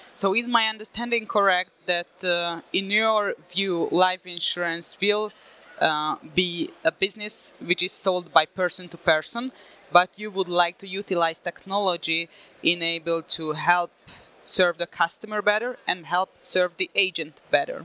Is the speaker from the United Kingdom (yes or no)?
no; Hungary; I'm from Hungary